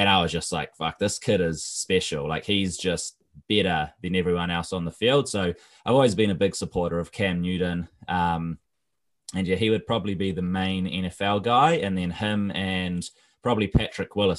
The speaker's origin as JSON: {"language": "English", "country": "New Zealand", "said": "I'm from New Zealand"}